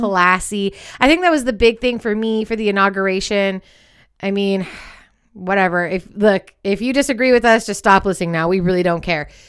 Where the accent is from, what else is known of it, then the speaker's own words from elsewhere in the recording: Contra Costa County, California, United States; We grew up in Contra Costa County here in California